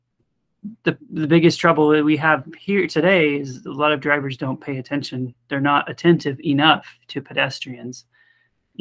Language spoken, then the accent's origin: English; American Fork, Utah, United States; I'm from American Fork, Utah